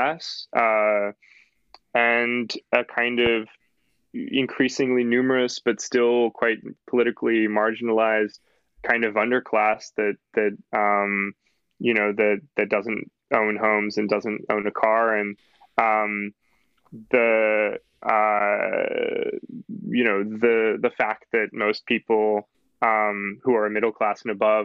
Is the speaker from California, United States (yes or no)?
yes; Southern California, United States; I went to college in the Bay. I'm from Southern California